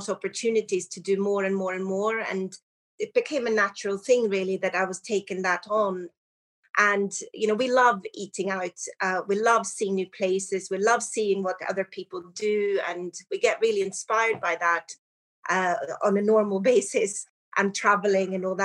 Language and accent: English; Sweden; moved away as an adult; also born or lived in Surrey, England / London; now in United Kingdom; I'm from Sweden and I came over to the UK to study hotel and restaurant management